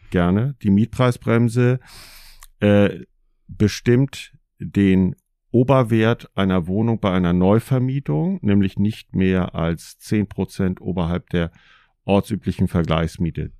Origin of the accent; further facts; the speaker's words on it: Schleswig-Holstein, Germany; moved away as an adult; also born or lived in North Rhine-Westphalia; Vorher bin ich als Schleswig-Holsteiner berufsbedingt nach Nordrhein-Westfalen gegangen für eine Weile